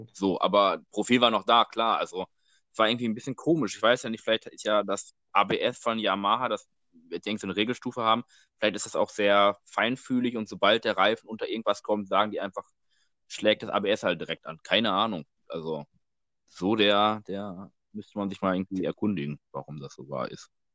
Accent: Dortmund, North Rhine-Westphalia, Germany; wir kommen ja aus Dortmund

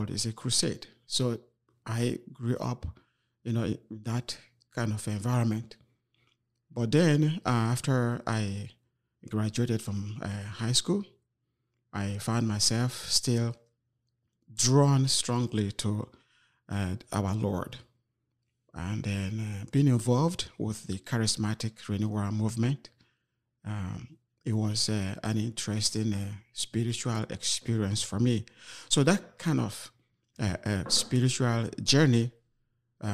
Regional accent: Nigeria; moved away as an adult; now in Freeport, United States; Originally, I am from Nigeria

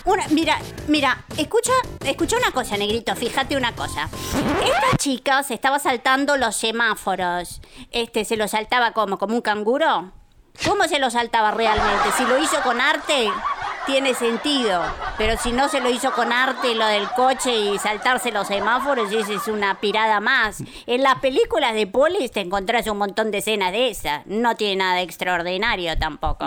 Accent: Venezuela; crecí en Venezuela rodeada de argentinos

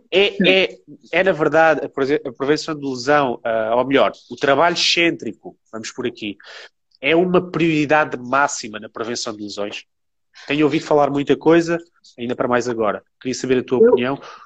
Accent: Alentejo, Portugal; eu joguei, obviamente, sempre em distritais, porque eu sou do Alentejo

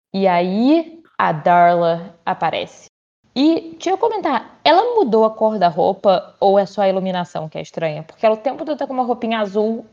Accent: Brazil; eu sou brasileira

